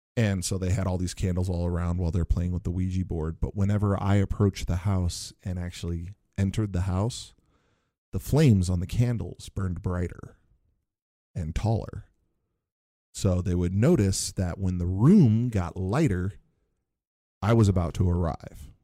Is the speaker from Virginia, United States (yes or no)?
no; Northwest Indiana, United States; I grew up in Northwest Indiana, not, not too, too far from Chicago